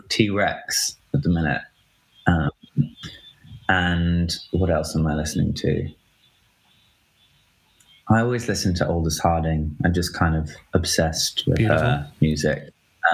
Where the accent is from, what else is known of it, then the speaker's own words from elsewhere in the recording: United Kingdom; I'm British